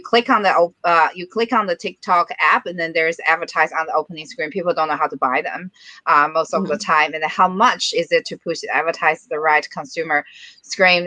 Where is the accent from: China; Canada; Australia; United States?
China; moved away as an adult; now in Singapore; I'm from China.